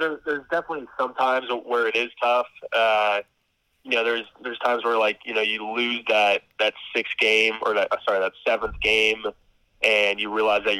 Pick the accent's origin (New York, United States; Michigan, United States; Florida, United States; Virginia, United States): Florida, United States; Vero Beach; moved away as an adult; also born or lived in Maryland; now in Kansas, United States; I grew up in Vero Beach, Florida. It's a small town, pretty much the middle of the East Coast of Florida. Went to Vero Beach High School.